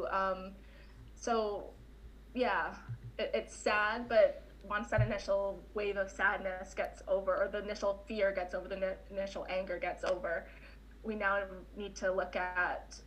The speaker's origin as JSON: {"language": "English", "country": "Canada", "also_born_or_lived": "Winnipeg, Manitoba", "said": "as a Canadian"}